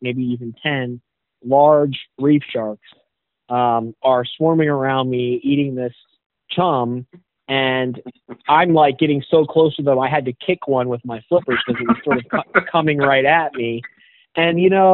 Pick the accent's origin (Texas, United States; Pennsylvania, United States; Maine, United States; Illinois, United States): Pennsylvania, United States; Pittsburgh; moved away; the Pittsburgh market, which is my hometown